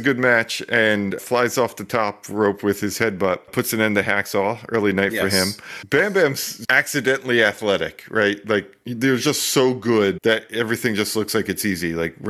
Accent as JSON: {"language": "English", "region": "New Jersey", "country": "United States", "said": "We don't pump our own gas in Jersey."}